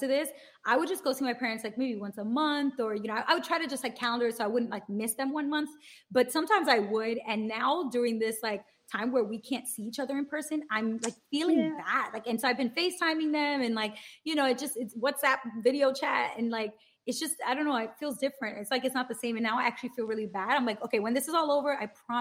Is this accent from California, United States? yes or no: no; New York City, New York, United States; me as a New Yorker